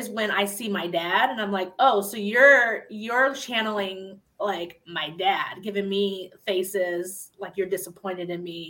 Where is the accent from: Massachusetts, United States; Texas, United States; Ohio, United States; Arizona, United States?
Ohio, United States; moved away as an adult; I'm born and raised in Ohio and just moved back 2 years ago